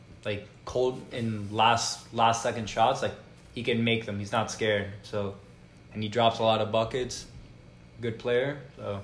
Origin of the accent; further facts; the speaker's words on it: Florida, United States; So since I'm from South Florida, like my team's the Heat